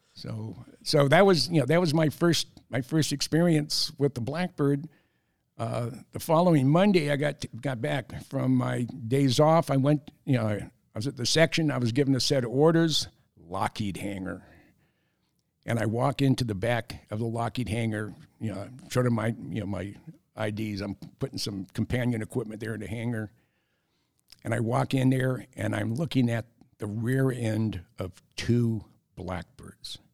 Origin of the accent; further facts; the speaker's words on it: San Jose, California, United States; moved away; also born or lived in San Francisco / Minnesota; I grew up in the Bay Area, I'm a third generation San Franciscan.